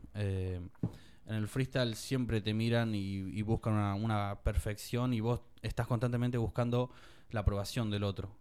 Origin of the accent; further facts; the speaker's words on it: Tandil, Buenos Aires Province, Argentina; los de Tandil no estamos.